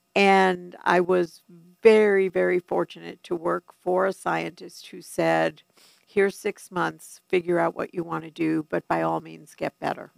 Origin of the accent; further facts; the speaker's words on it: New York City, New York, United States; moved away; I am a New Yorker through and through